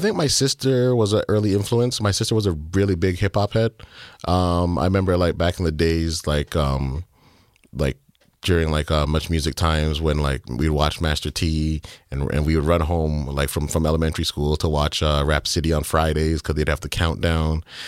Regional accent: Markham, Ontario, Canada; I'm from Markham

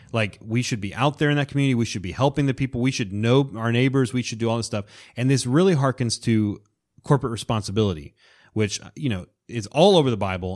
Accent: Florida Panhandle, United States; I grew up in the Panhandle of Florida

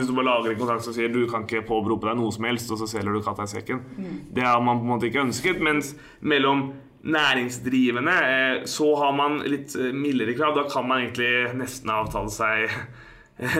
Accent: Oslo, Norway; Jeg er fra Oslo

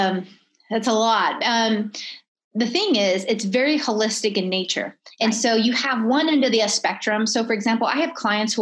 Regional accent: California, United States; moved away; also born or lived in Miami; originally I'm from California, I lived in Miami

